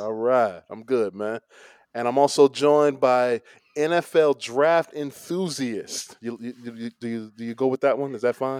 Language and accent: English; Chicago, Illinois, United States; we are from Chicago